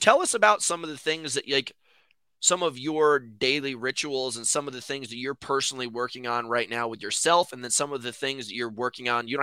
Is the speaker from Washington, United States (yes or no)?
no; New York City, New York, United States; I'm from New York City